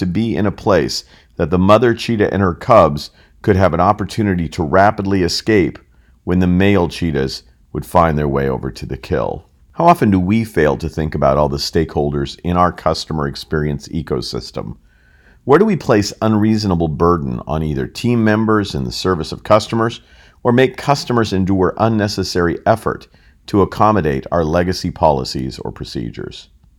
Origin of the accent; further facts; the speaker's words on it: United States; accent: American; Despite my odd American accent